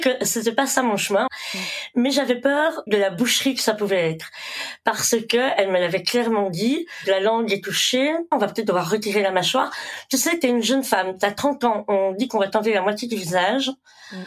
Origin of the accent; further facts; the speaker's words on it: Belgium; also born or lived in India / Brussels, Belgium; Je suis originaire d'Inde. J'ai été adoptée donc j'avais quelques mois. Je suis arrivée en Belgique